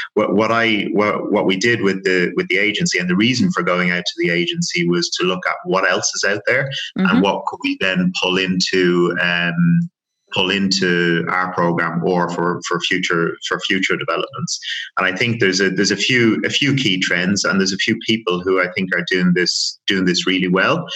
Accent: Dublin, Leinster, Ireland; moved away as an adult; also born or lived in France / Leeds; now in United Kingdom; born and raised in Dublin, as you as as you know, and the accent will give it away

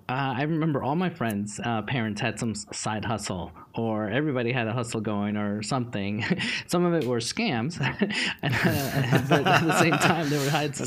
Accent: New York City, New York, United States; now in Dallas, United States; growing up in New York City really just opened my eyes to see life differently.

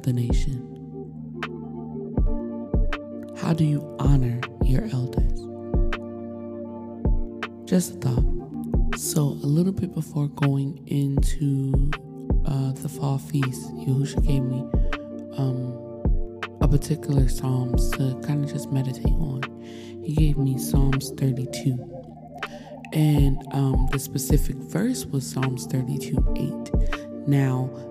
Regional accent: United States; growing up in America

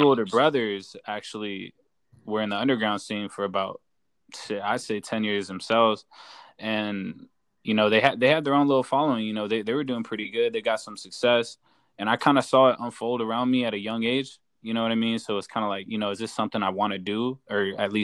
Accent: Inland Empire, Southern California, United States; I'm from Southern California. from the IE

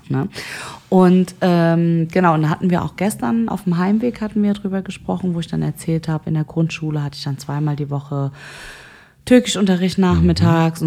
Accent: Germany; ich bin aus Deutschland

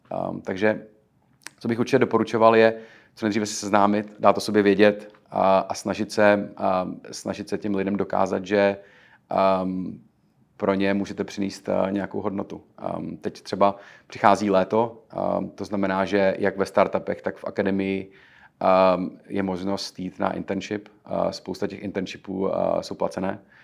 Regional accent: Czechia; moved away as an adult; now in New York, United States; jsme Češi. Eh, Češi, kteří přišli sem přímo z Česka

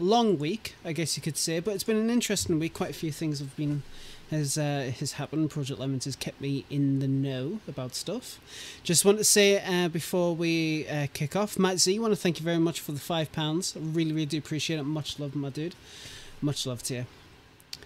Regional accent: United Kingdom; I'm British

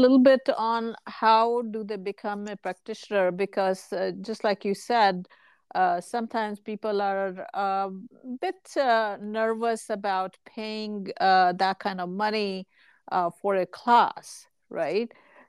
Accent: India; now in United States; Actually, the analogy that comes to mind is when we moved to US from India.

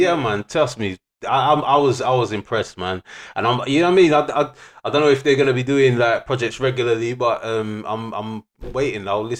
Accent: England, United Kingdom; as an English youth

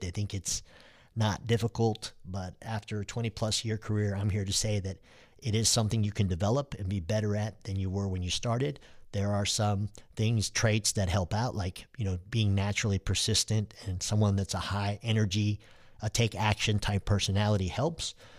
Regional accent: Dallas, Texas, United States; born or raised there; also born or lived in Istanbul, Turkey

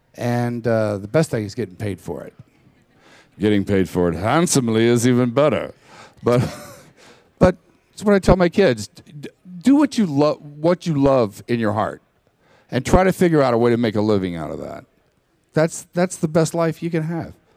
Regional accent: Texas, United States; I grew up in Texas

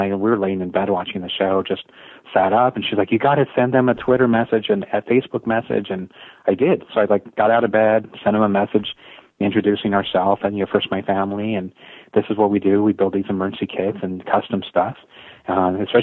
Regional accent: San Jose, California, United States; I grew up in San Jose, California

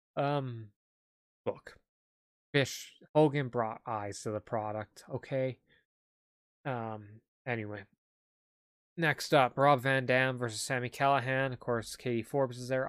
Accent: Canada; I'm Canadian.

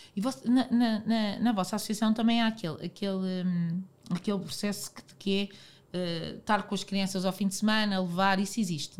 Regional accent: Portugal; eu, como portuguesa

